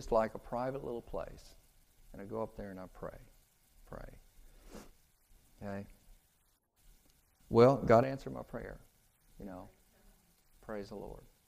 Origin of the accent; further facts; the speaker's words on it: Kansas, United States; moved away; also born or lived in California; I'm from Kansas. I don't even know what a valley is